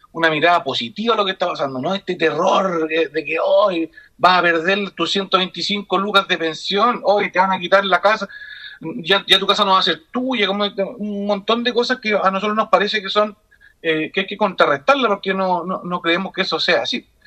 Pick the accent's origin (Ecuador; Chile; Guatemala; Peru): Chile; La Ligua, Valparaíso; yo soy de la Ligua.